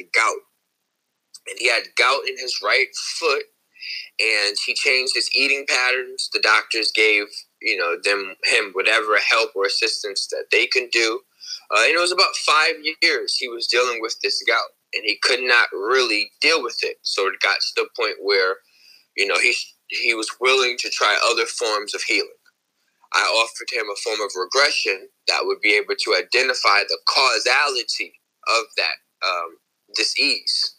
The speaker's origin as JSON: {"language": "English", "town": "New Haven", "region": "Connecticut", "country": "United States", "said": "I'm from New Haven, Connecticut."}